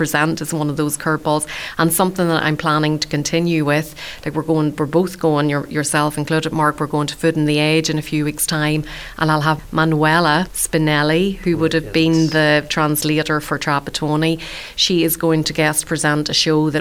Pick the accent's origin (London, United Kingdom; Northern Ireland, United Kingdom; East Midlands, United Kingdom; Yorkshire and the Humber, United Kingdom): Northern Ireland, United Kingdom; also born or lived in West Limerick; now in Ireland; I'm from Northern Ireland